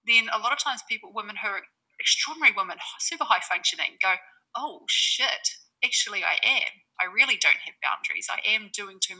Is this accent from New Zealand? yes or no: yes; New Zealand; now in Bali, Indonesia; I'm a Kiwi based in Bali